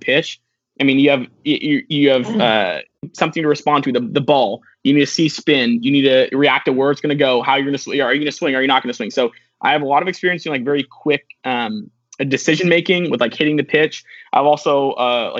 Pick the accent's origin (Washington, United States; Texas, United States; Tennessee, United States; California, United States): Washington, United States; Seattle; I'm from Seattle, Washington.